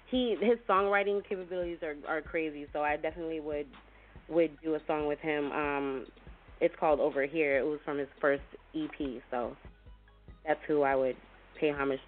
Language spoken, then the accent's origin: English; Toronto, Ontario, Canada; now in Williamsburg, United States; I'm calling from Virginia. I'm originally from Toronto, but I'm living in Virginia now, and I go back and forth to do, like, music work and stuff like that. So I'm in Virginia right now, so that's where I'm calling from, Williamsburg, Virginia, 757 area.